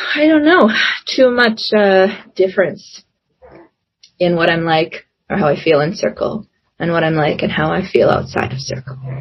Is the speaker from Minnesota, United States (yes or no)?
yes; Minnesota, United States; born or raised there; also born or lived in South Korea